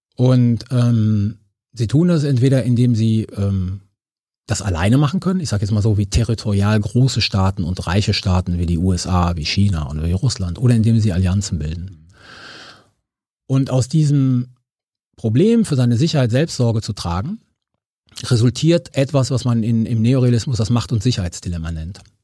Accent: Cologne, North Rhine-Westphalia, Germany; also born or lived in Sardinia; ich bin in Köln-Chorweiler äh, aufgewachsen

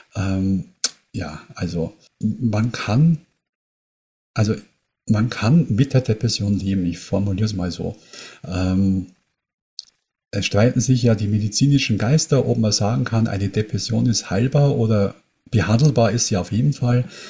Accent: near Munich, Bavaria, Germany; Ich komme aus der Nähe von München

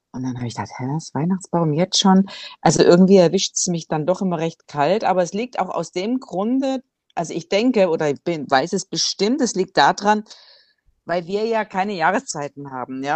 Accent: Swabia, Germany; now in Cambodia; wie man bei uns im Schwabenland so sagt

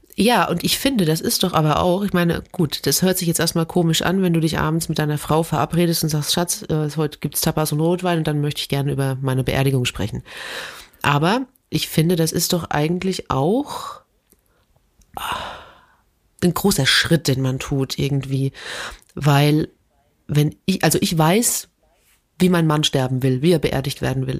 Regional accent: Germany; als Deutscher

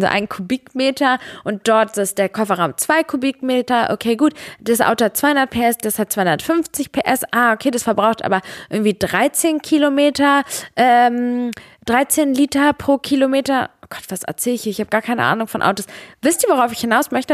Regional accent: Serbia; now in Germany; bei mir in meinem Herkunftsland in Serbien

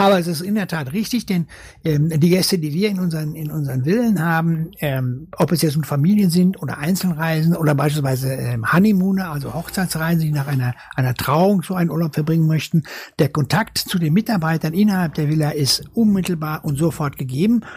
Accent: North Rhine-Westphalia, Germany; also born or lived in Dortmund; ich komme aus Westfalen.

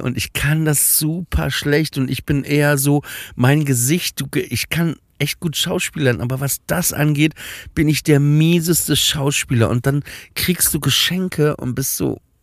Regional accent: Papenburg, Lower Saxony, Germany; moved away; Ich bin nämlich auch in, in Papenburg im Emsland ja aufgewachsen, an der holländischen Grenze.

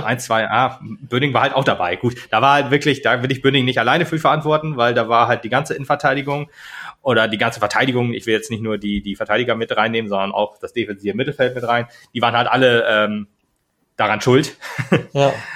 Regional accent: Germany; als Deutscher

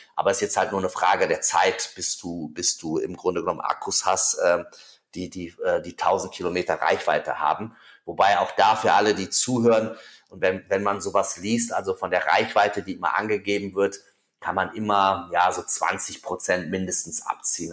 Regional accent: Germany; bei uns in Deutschland

